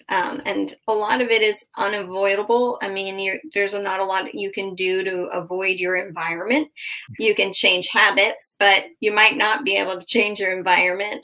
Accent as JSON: {"language": "English", "region": "Massachusetts", "country": "United States", "moved": "as an adult", "lives_now": "Southwest Florida, United States", "said": "I'm from Massachusetts"}